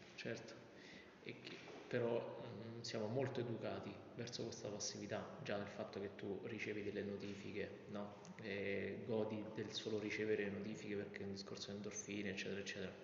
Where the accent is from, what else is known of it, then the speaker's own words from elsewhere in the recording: Vicovaro, Lazio, Italy; vengo da Vicovaro, quindi l'idea del paese piccolo